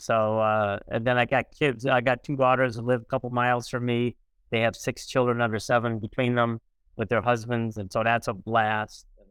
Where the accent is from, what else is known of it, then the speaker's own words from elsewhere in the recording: East St. Louis, Illinois, United States; I was born in East Saint Louis, Illinois, about almost seventy years ago.